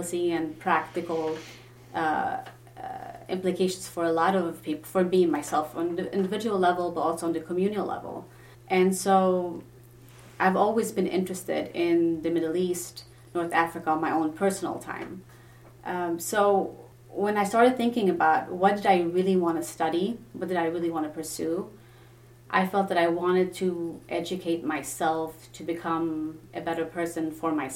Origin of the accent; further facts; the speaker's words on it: Sweden; English is a second language; moved away as an adult; also born or lived in Lebanon; now in United States; I'm Lebanese originally, ethnically, so I do speak the language, but I grew up in Sweden